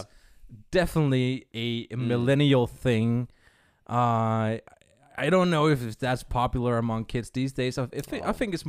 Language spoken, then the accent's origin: English; Sweden; now in New Zealand; It's kind of funny that I've been living here since in 1994. I'm originally from Sweden. So I should know these things.